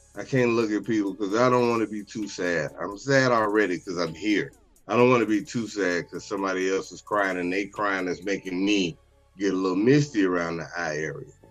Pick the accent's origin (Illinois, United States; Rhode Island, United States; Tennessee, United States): Illinois, United States; Chicago; Growing up in Chicago